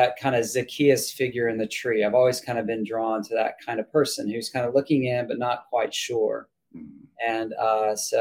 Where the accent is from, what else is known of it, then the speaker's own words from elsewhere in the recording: Austin, Texas, United States; moved away as an adult; also born or lived in China / New England; now in Beverly, Massachusetts, United States; I was raised in Austin, Texas